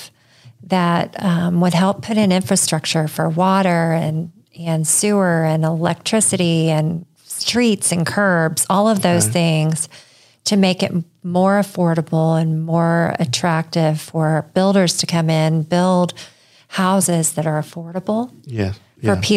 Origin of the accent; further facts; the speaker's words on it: Centerville, Indiana, United States; also born or lived in Washington, D.C. / Texas; I grew up in Centerville, so not too far from Richmond